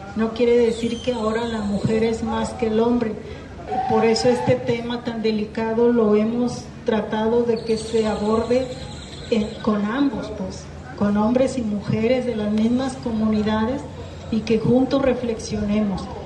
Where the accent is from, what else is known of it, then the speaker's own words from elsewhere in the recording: south of Jalisco, Mexico; de acá del sur de Jalisco, de donde yo soy.